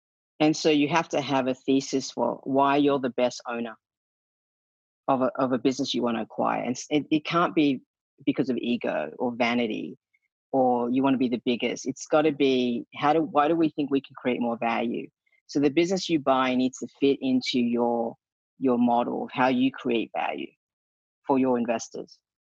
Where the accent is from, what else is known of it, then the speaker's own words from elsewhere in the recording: Australia; accent: Australian; my Australian accent is going, so I get a lot of, you know, hell for embarrassing the country that way.